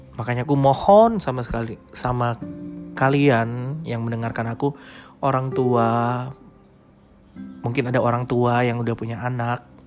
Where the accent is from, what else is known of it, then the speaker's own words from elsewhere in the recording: Makassar, South Sulawesi, Indonesia; now in Samarinda, Indonesia; Jadi aku lahir di Makassar. Aku anak tunggal. Nah, aku nggak punya saudara sama sekali. Aku saat ini tinggal di Samarinda. Asliku sebenarnya di Makassar